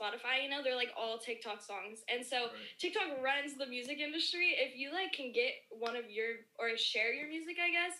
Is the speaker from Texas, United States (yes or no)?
yes; Dallas, Texas, United States; I grew up in Dallas, Texas